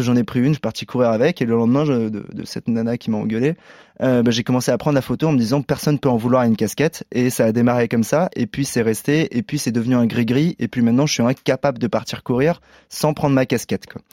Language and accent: French; Paris, Île-de-France, France; en tant que Parisien